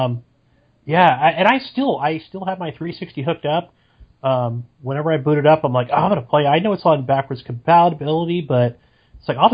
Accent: Petaluma, California, United States; I am from Petaluma, California, the old chicken town, just probably 45 minutes north of San Francisco

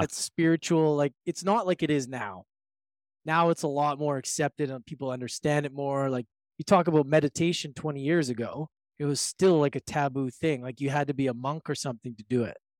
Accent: Edmonton, Alberta, Canada; moved away; also born or lived in Victoria / Vancouver; I was born and raised in Edmonton

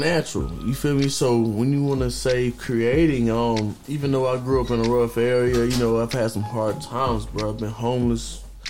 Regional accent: Lumberton, North Carolina, United States; moved away as an adult; now in Fayetteville, United States; I'm from Lumberton. Lumberton's not necessarily a big city.

